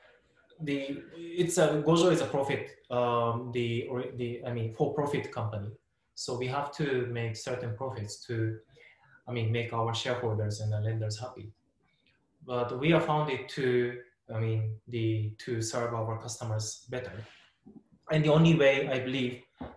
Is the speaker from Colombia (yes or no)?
no; Japan; I was born and raised in Japan